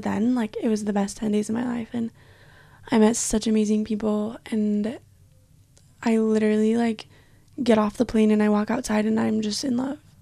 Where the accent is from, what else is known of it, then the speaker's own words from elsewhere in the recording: Provo, Utah, United States; moved away as an adult; now in Israel; growing up in Utah, I lived in Provo